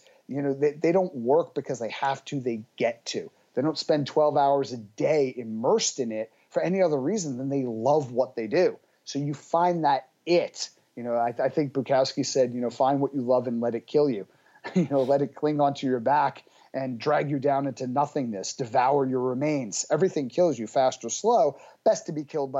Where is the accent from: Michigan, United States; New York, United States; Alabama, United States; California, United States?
New York, United States; New York City; I come from Brooklyn.